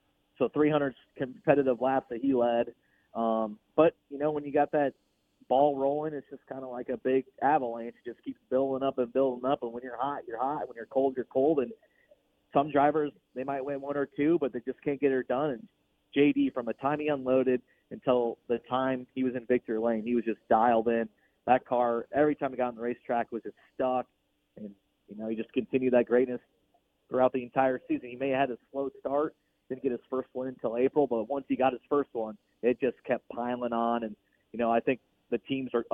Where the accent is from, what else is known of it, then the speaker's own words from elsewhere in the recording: Illinois, United States; I'm from Illinois, just like Dennis Erb Jr.